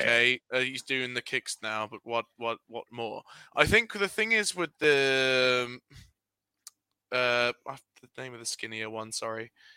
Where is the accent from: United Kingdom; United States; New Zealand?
United Kingdom; We're British boys